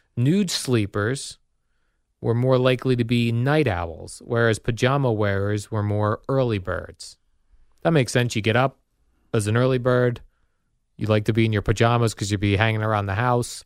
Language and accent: English; Colonia, New Jersey, United States; also born or lived in Iselin, New Jersey; we had moved from Isla, New Jersey to Colonia, New Jersey